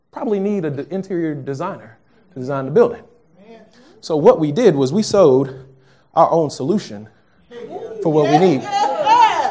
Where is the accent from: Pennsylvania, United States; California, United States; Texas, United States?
Texas, United States; moved away; I'm from Texas, if you didn't know. I'm a Texas kid.